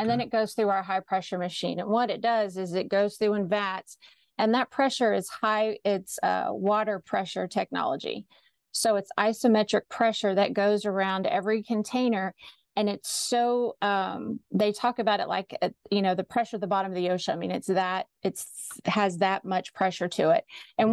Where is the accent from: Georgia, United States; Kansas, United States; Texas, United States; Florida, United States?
Texas, United States; Austin; I grew up in Austin, graduated from the University of Texas